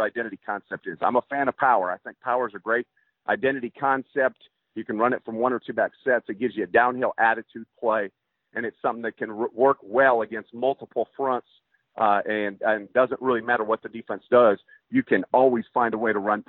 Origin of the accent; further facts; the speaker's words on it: Iowa, United States; also born or lived in New York; now in Texas, United States; where I grew up in Iowa, everything closed down Friday night for a football game.